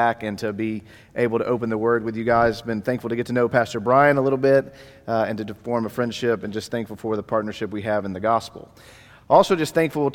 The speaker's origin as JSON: {"language": "English", "town": "Dallas", "region": "Texas", "country": "United States", "tie": "born or raised there", "moved": "yes", "said": "I'm actually from the Dallas area, so I grew up here in Dallas. Was born in Baylor Hospital in downtown Dallas"}